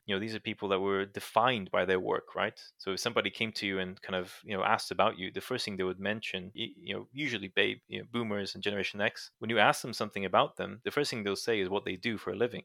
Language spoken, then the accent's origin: English; Brazil; moved away; I grew up in Brazil